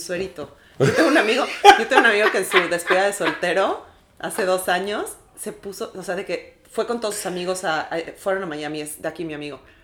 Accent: Mexico; now in New York, United States; como mexicanos

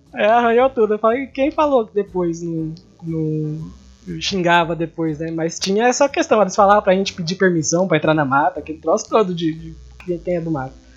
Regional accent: Sonora, Mato Grosso do Sul, Brazil; na minha infância, que foi em Sonora, que a gente ia todo final de semana para uma fazenda no Pantanal

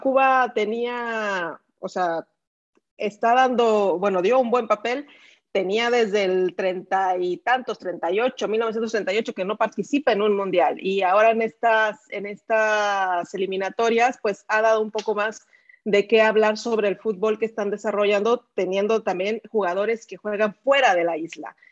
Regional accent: Mexico; yo como mexicana

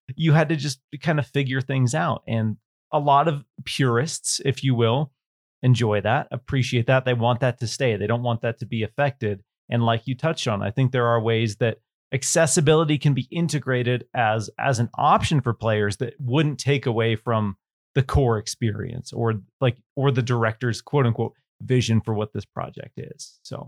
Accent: Washington, United States; growing up in Washington State, Bigfoot. There's a lot of woods

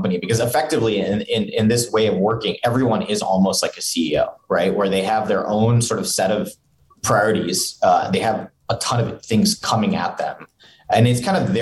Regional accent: Singapore; now in Provo, United States; growing up in Singapore

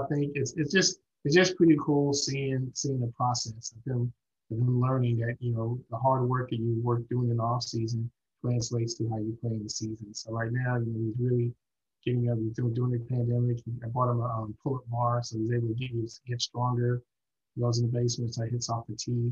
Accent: New York City, New York, United States; moved away; also born or lived in Houston / Southern California / St. Louis / Tennessee; Brooklyn native

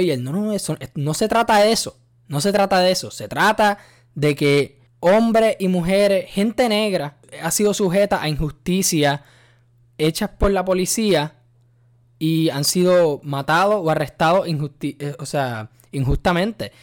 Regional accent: Puerto Rico; yo soy boricua hasta la muerte, nacido y criado en, en Puerto Rico

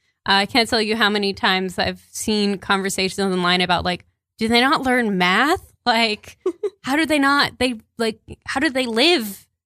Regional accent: Texas, United States

